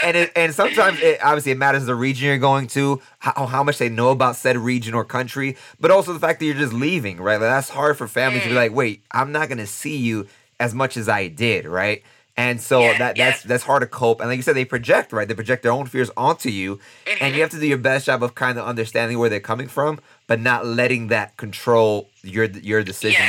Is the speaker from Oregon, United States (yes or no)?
no; New York City, New York, United States; moved away; I'm from New York City